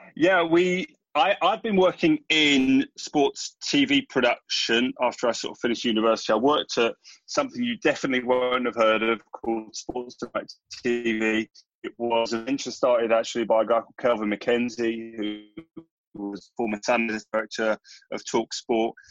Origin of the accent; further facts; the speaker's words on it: London, United Kingdom; we grew up in North London